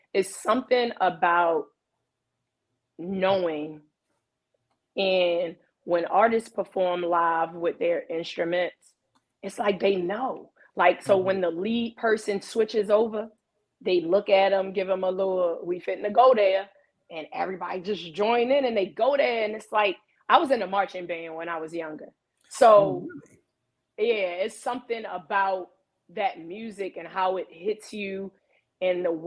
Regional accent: Baltimore, Maryland, United States; I'm from Baltimore. I'm from Baltimore

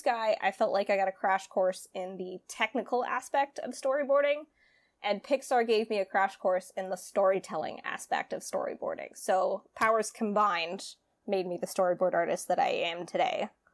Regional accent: California, United States; moved away as an adult; also born or lived in Greenwich, Connecticut; I'm from California

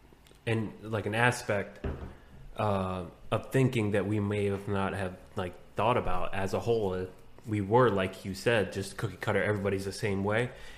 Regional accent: Groton, Connecticut, United States; also born or lived in Bethesda, Maryland / Jewett City, Connecticut; I grew up in Groton

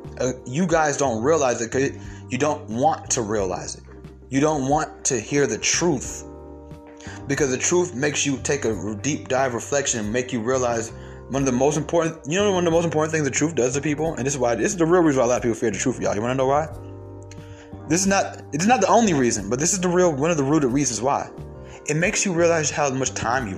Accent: Stone Mountain, Georgia, United States; also born or lived in Atlanta, Georgia; I'm from Atlanta, Georgia, and I grew up in Stone Mountain

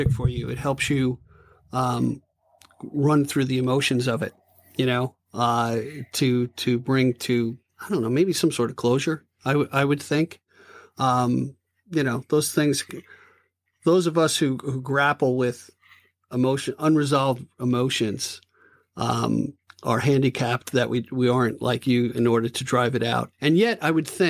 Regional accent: Levittown, United States; I grew up in Levittown

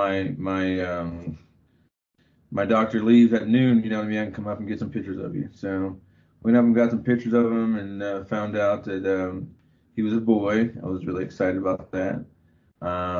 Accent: Abilene, Texas, United States; moved away as an adult; also born or lived in Austin, Texas; now in Colorado, United States; I was born and raised in Texas. Born in Abilene, Texas, and lived the last 11 years in Austin before we moved out here

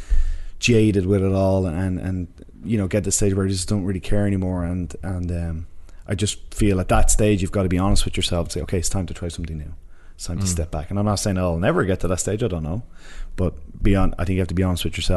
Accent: Ireland; me and Connor are both Irish, and we've night and day different personalities

